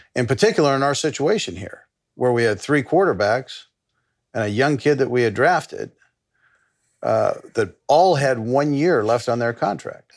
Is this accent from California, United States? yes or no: yes; Los Angeles, California, United States; moved away as an adult; that was a great upbringing, uh, where I grew up in Los Angeles